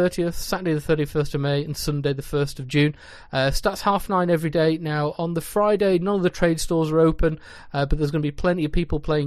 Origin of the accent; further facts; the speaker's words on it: North West England, United Kingdom; I hail from the Twilight Zone, or more commonly known as the Northwest of England.